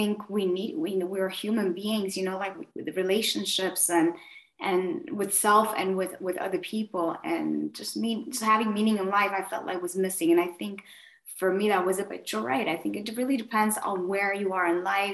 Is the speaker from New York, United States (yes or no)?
no; Miami, Florida, United States; moved away as an adult; also born or lived in south of Spain; now in Spain; I'm from Miami